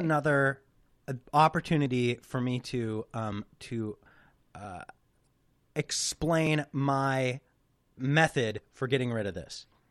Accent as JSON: {"language": "English", "region": "West Coast", "country": "United States", "said": "super from the West Coast. Like I'm like super West Coast. You can't get much more West Coast than me."}